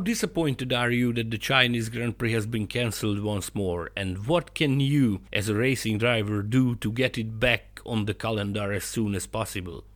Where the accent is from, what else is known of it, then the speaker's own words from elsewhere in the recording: Hungary; I'm from Hungary